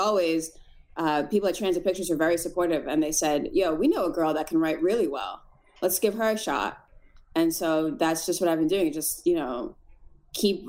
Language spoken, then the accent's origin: English; Boston, Massachusetts, United States; now in Los Angeles, United States; I was born in Boston